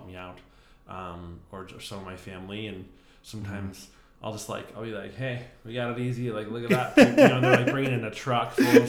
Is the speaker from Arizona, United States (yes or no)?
yes; Arizona, United States; moved away; also born or lived in Ohio; I'm originally from Arizona.